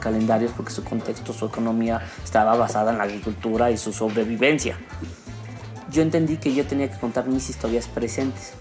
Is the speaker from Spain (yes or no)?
no; Mexico; como mexicanos